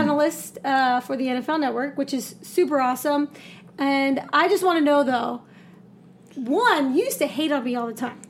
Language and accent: English; San Jose, California, United States; we were born and raised in San Jose. Mm-hmm. East side for me.